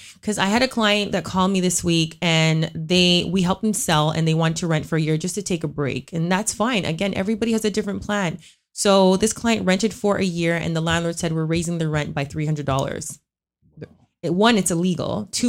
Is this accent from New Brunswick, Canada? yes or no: no; Scarborough, Ontario, Canada; So like we're both from Scarborough.